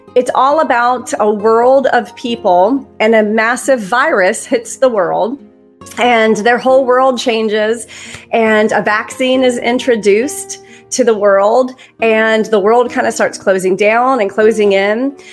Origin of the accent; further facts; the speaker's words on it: Alabama, United States; I'm from Alabama